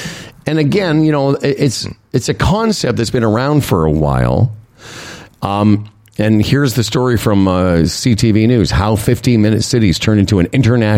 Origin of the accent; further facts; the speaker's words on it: Moose Jaw, Saskatchewan, Canada; moved away; ever since I moved from Moose Jaw, everywhere I've lived, and I've lived in some big cities, New York, you know, and Los Angeles, Montreal, Toronto, I used to try to explain that to my friends in Moose Jaw.